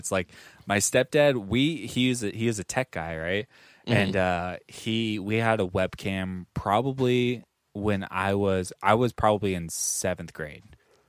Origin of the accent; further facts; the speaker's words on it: Philippines; I am Filipino, so it's kind of hard for me in society, but it's worth it.